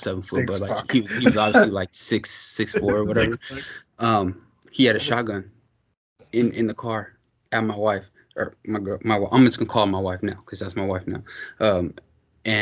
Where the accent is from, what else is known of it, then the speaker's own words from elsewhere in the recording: Pittsburgh, Pennsylvania, United States; I'm from Pittsburgh